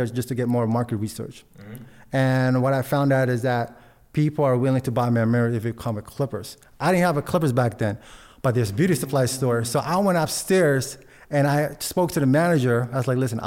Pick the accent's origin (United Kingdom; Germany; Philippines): Philippines; now in United States; I was born in the Philippines